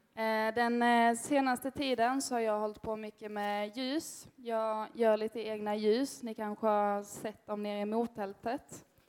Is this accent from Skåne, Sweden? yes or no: yes; Örkelljunga, Skåne, Sweden; moved away as an adult; now in Gothenburg, Sweden; Jag kommer härifrån Örkelljunga, men har också bott i Göteborg de fyra senaste åren